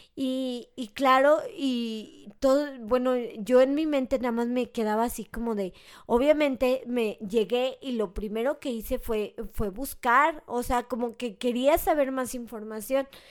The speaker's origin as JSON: {"language": "Spanish", "country": "Mexico", "said": "soy mexicano"}